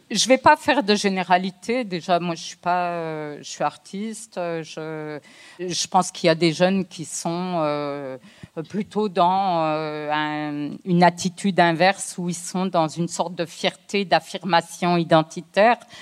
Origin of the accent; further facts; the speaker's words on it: France; je suis née en France, j'ai la nationalité française. Euh, mes parents sont d'origine algérienne